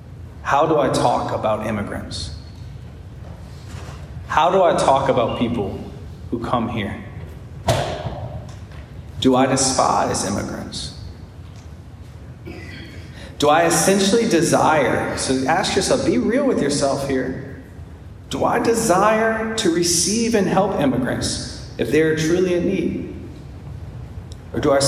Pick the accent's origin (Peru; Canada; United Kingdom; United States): United States; being an American